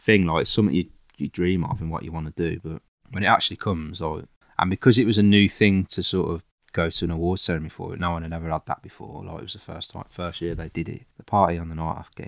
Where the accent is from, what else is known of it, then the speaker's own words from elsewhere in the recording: Castle Bromwich, West Midlands, United Kingdom; I grew up in Castle Bromwich